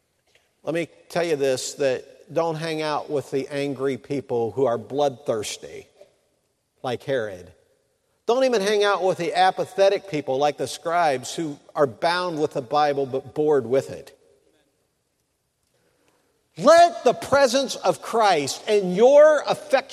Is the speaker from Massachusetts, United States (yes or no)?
no; Mansfield, Ohio, United States; my hometown in Mansfield, Ohio